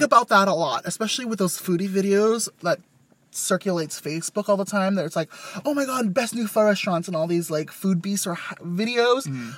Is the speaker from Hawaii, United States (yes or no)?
no; Westminster, California, United States; Growing up in Little Saigon